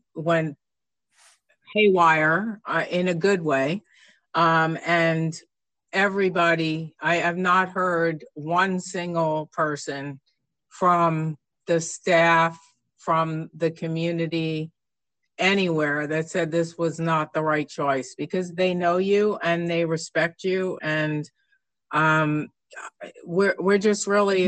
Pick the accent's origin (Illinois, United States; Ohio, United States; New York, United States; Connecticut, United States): New York, United States; moved away; growing up in New York, uh, unfortunately for a young kid, my district was the last district to, to close